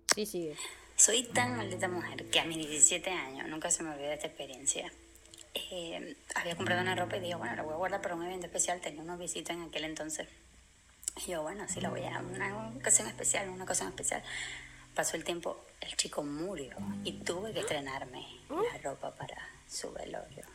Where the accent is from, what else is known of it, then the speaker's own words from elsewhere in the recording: Maracaibo, Zulia, Venezuela; accent: maracucho; now in Madeira, Portugal; soy maracucha y vivo aquí y es un poco complicado mi acento